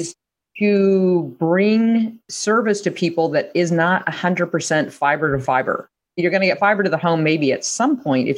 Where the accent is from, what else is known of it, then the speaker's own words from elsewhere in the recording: Lincoln, Nebraska, United States; I went to my hometown paper, the Lincoln Journal Star in Lincoln, Nebraska